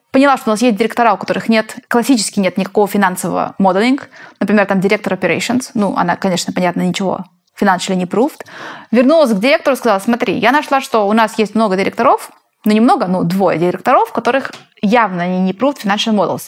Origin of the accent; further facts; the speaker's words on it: Spain; now in Silicon Valley, United States; я из Испании